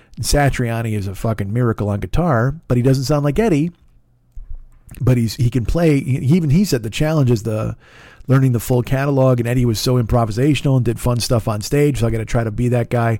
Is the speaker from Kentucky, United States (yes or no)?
no; Romeoville, Illinois, United States; also born or lived in Bolingbrook / Chicago; I grew up with him in Romeoville